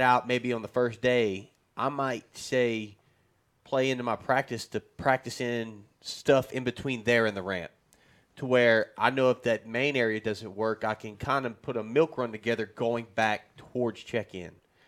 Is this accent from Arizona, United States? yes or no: no; South Louisiana, United States; I'm from South Louisiana